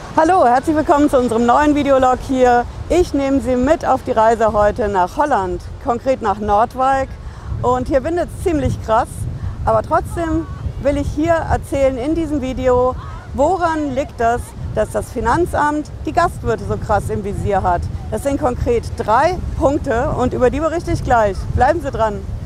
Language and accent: German; Hesse, Germany; bei uns in Hessen